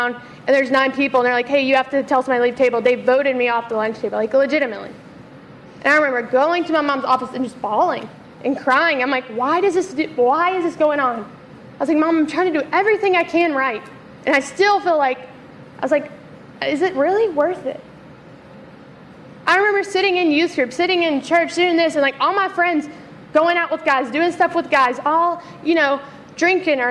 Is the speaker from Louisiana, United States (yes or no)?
no; Memphis, Tennessee, United States; also born or lived in South Carolina; I grew up in Memphis, born and raised. We moved to South Carolina for a few years, and then we came back